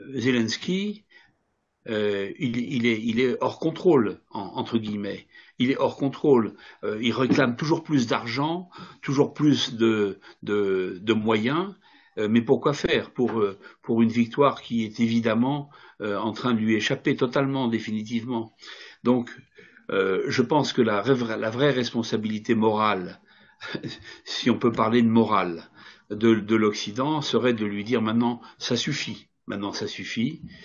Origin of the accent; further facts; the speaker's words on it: France; je ne suis pas russe, hein, je regarde les choses euh, en tant que Français